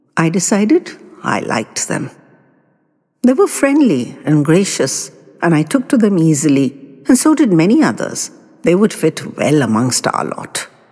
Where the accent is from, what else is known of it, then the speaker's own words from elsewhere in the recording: Mumbai, Maharashtra, India; when I was a very little boy growing up in Mumbai